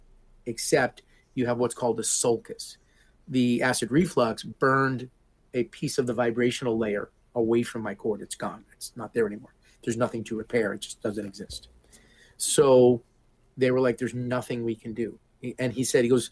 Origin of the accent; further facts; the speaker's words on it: Hoboken, New Jersey, United States; moved away; also born or lived in Key West, Florida; I'm a Sicilian from Hoboken